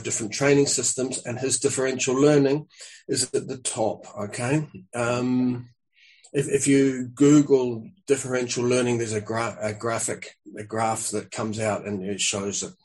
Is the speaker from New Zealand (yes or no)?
yes; New Zealand; moved away; also born or lived in Spain; I'm a New Zealander. I came to Europe to wander around with a squash racket